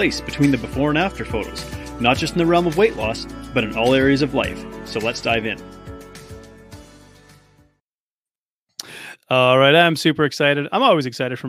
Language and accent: English; Canada; also born or lived in Australia; as a Canadian